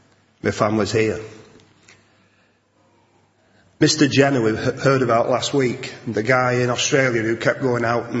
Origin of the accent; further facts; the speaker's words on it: Salford, North West England, United Kingdom; I come from Salford and it's a rough spot